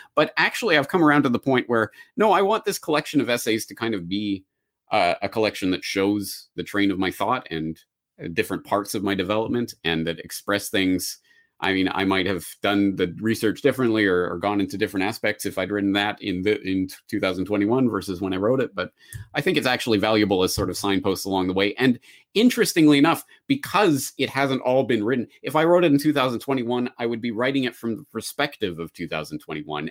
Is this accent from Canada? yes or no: yes; Calgary, Alberta, Canada; moved away as an adult; also born or lived in Dublin / Japan; my hometown of Calgary